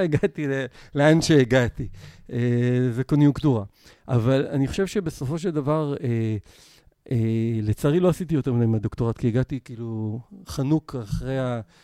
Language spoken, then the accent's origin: Hebrew; Israel; אני ישראלי פוסט-יהודי